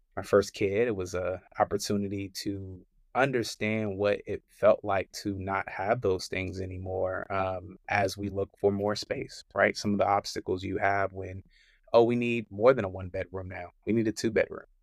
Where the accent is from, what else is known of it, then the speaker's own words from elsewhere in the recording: Richmond, Virginia, United States; moved away as an adult; also born or lived in Charlotte, North Carolina; I'm from Richmond, Virginia